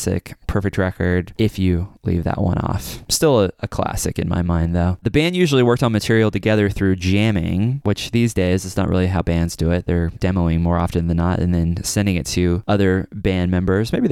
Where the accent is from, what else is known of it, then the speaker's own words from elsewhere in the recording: Kansas City, Missouri, United States; I'm from the Midwest. I'm from Kansas City, Missouri